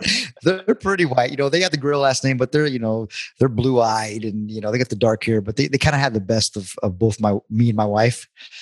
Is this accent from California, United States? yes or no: yes; El Paso, Southern California, United States; growing up in first El Paso, but here in Southern California